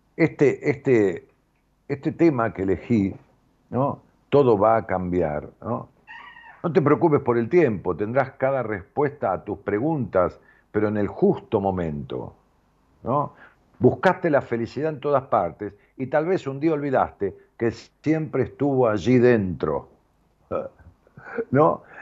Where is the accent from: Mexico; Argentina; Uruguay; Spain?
Argentina; Ramos Mejía, Buenos Aires Province; en ese lugar donde yo nací, en la calle Las Heras 762 de Ramos Mejía, yo vivimos con mis padres hasta mi padre, mi hermana, hasta los 11 años míos